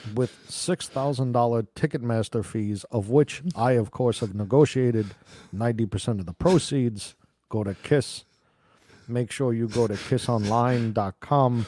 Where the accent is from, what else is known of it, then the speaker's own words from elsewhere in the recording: New York, United States; moved away; I'm from New York originally